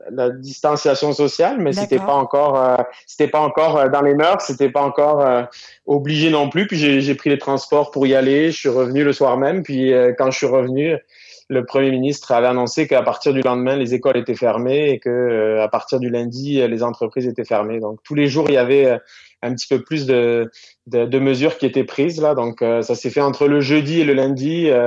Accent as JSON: {"language": "French", "town": "Toulouse", "region": "Occitania", "country": "France", "accent": "Toulouse", "lives_now": "Quebec, Canada", "said": "Exactement, ouais, j'ai un petit accent encore de mix toulousain"}